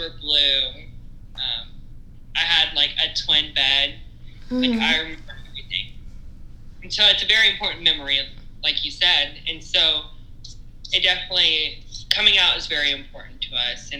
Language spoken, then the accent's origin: English; East Texas, United States; also born or lived in Lufkin, Texas; growing up in East Texas and being gay was easy